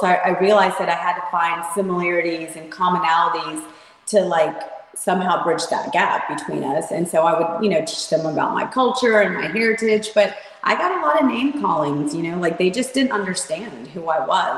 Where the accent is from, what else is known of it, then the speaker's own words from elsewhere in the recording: Savannah, Georgia, United States; moved away; also born or lived in Chicago / Columbus, Ohio; I was born in Savannah, Georgia